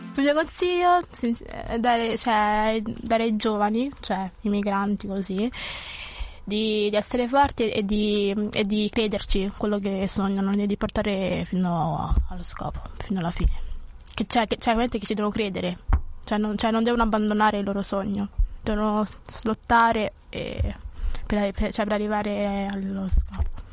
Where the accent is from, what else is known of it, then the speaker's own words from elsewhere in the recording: Lagos, Nigeria; also born or lived in Abuja; now in Italy; vivevo in Nigeria, a Lagos, stavo in città